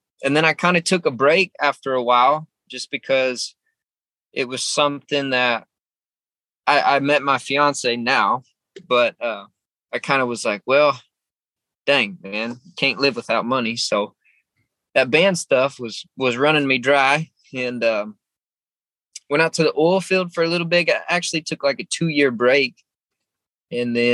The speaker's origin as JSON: {"language": "English", "town": "San Antonio", "region": "Texas", "country": "United States", "tie": "born or raised there", "said": "I was born in San Antonio, Texas, not very far from where I live right now"}